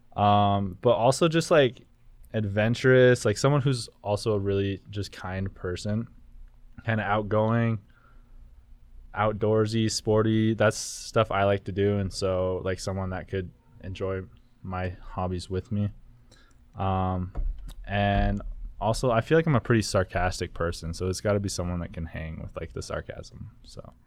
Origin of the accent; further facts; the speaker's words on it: Elko, Nevada, United States; moved away as an adult; I'm from Elko as well